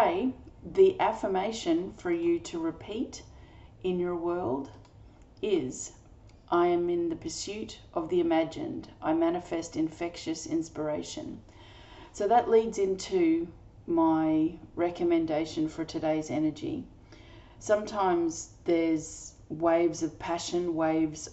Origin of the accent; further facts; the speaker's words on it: Australia; I'm an Australian energy healer